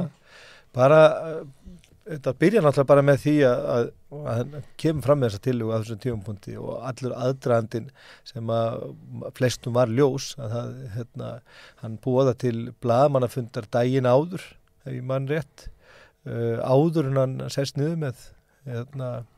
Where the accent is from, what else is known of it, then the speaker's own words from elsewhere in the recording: Bolungarvík, Westfjords, Iceland; Ég ólst upp í Bólungavík